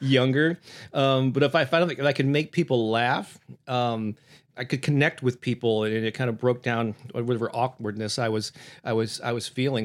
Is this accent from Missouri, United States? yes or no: yes; St. Louis, Missouri, United States; my hometown here of Saint Louis, Missouri